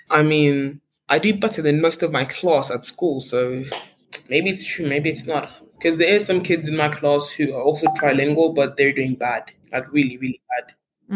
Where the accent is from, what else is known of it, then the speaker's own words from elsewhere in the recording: South Africa; I come from South Africa